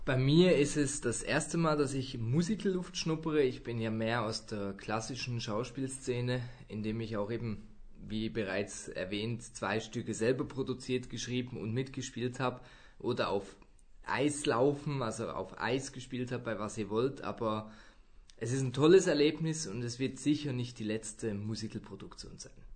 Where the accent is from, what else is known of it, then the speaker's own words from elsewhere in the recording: Zurich, Switzerland; moved away; Und am 18. Januar geht's dann in meine Heimat, das sind wir im Volkshaus in Zürich.